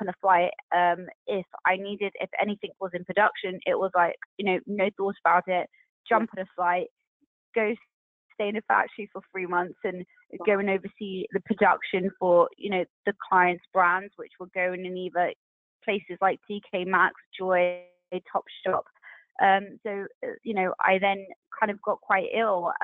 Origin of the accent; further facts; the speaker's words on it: United Kingdom; being British Asian